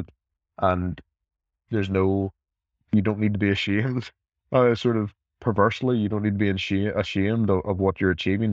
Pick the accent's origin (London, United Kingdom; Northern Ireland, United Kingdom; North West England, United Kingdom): Northern Ireland, United Kingdom; I'm from Northern Ireland. Um, you know, I, I was 10 years old